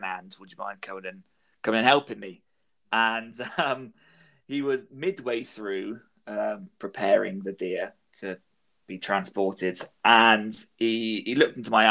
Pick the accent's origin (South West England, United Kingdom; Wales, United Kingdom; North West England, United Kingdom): South West England, United Kingdom; Plymouth; I was from Plymouth